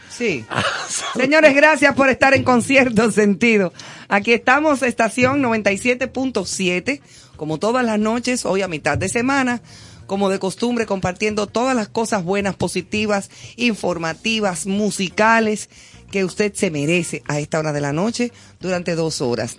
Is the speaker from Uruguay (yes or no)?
no; Dominican Republic; also born or lived in Madrid, Spain